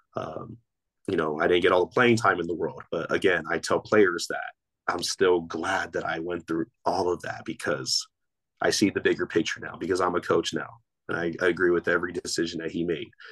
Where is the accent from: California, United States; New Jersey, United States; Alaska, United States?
California, United States; Torrance; I grew up in the city of Torrance, California